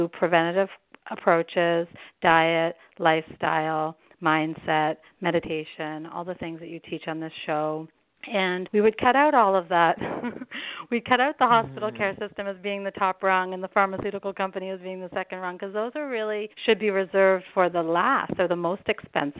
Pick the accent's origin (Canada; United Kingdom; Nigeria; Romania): Canada; moved away as an adult; also born or lived in Germany; now in United States; I'm originally from Canada, where we have, you know, what's considered to be national health care